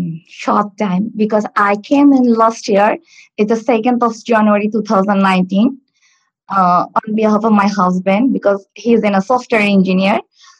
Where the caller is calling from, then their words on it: Stockport, North West England, United Kingdom; I'm calling from, I live in Stockport.